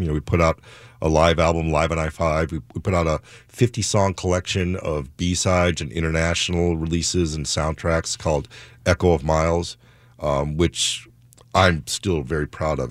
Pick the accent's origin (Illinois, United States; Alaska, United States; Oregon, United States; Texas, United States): Illinois, United States; Chicago; now in Seattle, United States; I grew up in Chicago